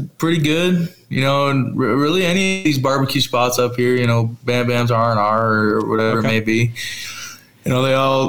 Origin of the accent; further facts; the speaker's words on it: Washington, United States; You know, I'm from Washington when I was growing up, and so, you know, always like rooting for them.